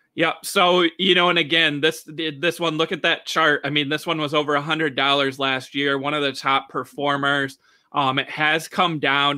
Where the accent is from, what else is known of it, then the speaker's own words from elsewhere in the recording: Michigan, United States; here in my home state of Michigan